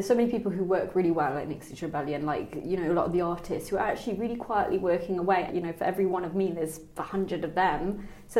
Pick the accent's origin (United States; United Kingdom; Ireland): United Kingdom; Birmingham, West Midlands; I grew up in Birmingham